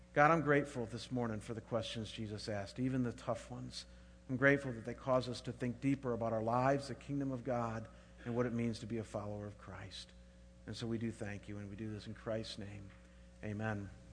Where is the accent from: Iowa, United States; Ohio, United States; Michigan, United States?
Ohio, United States; Chagrin Falls; moved away; I was back home in my hometown of Chagrin Falls, Ohio